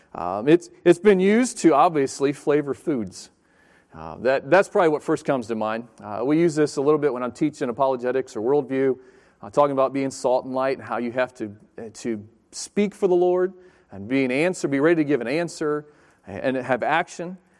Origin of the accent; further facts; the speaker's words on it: Chesapeake, Virginia, United States; moved away as an adult; also born or lived in Pensacola, Florida / Fort Pierce, Florida; I grew up in Chesapeake, down in Virginia Beach area.